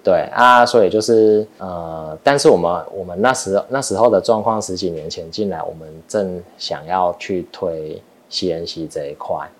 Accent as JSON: {"language": "Chinese", "country": "Taiwan", "also_born_or_lived": "United States", "said": "我们台湾人是比较看，看头衔"}